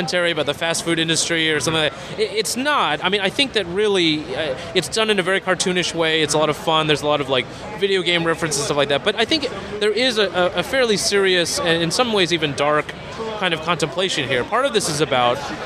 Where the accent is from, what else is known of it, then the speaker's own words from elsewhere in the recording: Chicago, Illinois, United States; I'm from Chicago